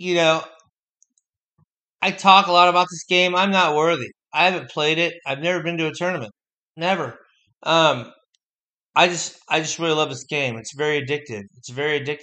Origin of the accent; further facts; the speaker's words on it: United States; being an American, being in the melting pot as it is